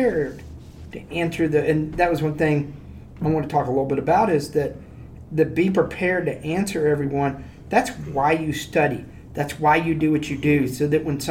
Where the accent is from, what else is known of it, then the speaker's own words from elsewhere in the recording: Houston, Texas, United States; we're from Houston